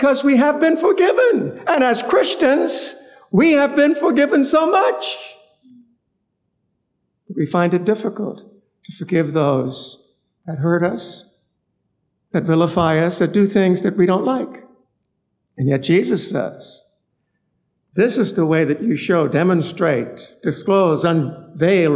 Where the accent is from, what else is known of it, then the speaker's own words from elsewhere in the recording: North Palmetto Point, Central Eleuthera, Bahamas; I'm from North Palmetto Point, Eleuther